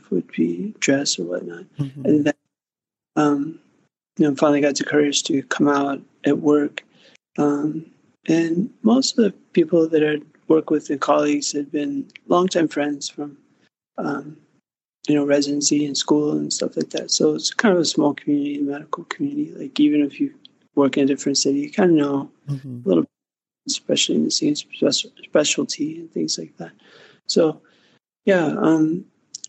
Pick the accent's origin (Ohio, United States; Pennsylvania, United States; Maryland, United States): Pennsylvania, United States; Pittsburgh; moved away as an adult; also born or lived in Phoenix, Arizona; now in Los Angeles, United States; I grew up in Pittsburgh, Pennsylvania